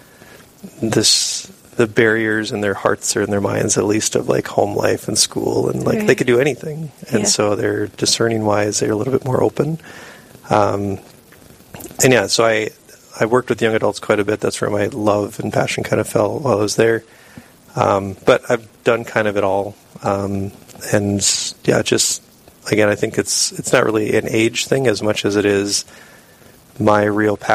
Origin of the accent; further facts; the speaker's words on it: Sisseton, South Dakota, United States; also born or lived in Sioux Falls, South Dakota; I grew up in Sisseton up in the Northeast, so small town